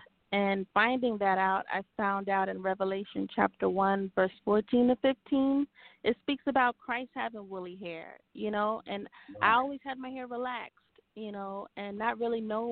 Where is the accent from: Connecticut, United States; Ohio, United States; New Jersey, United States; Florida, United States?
New Jersey, United States; born or raised there; also born or lived in Haiti / Maryland